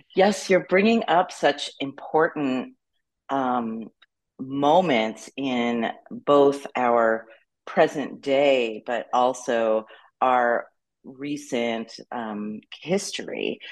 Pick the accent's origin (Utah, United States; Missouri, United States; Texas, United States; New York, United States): New York, United States; New York City; I was born and raised in New York City